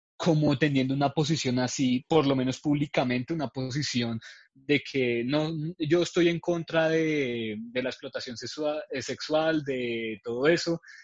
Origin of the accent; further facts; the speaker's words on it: Colombia; nosotros como colombianos